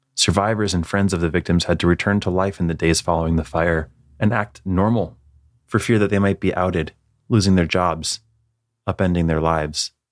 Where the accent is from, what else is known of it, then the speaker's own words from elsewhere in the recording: Northeast, United States; born and raised in the Northeast